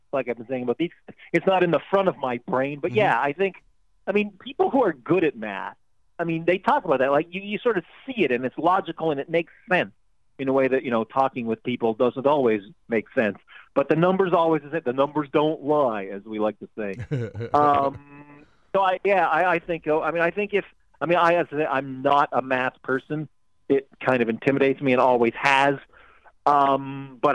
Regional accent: Toronto, Ontario, Canada; I grew up, I'm Canadian, I grew up in Toronto

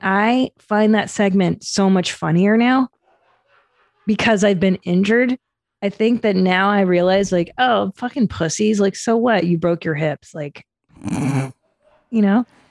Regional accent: Los Angeles, California, United States; I grew up in the San Fernando Valley

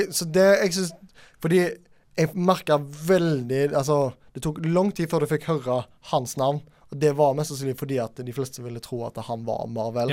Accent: Norway; vi som nordmenn

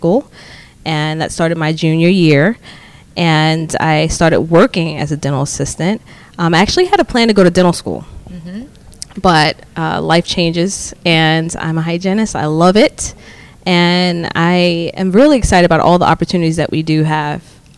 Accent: New York, United States; now in Maryland, United States; I'm originally from New York, but I went to school here in Maryland. I've stayed here

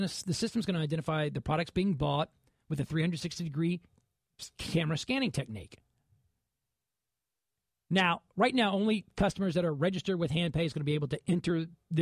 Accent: Dallas, Texas, United States; growing up in Dallas

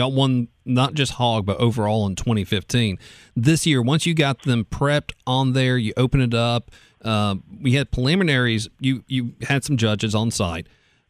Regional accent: South Carolina, United States; I'm from South Carolina. I'm originally born and raised in South Carolina.

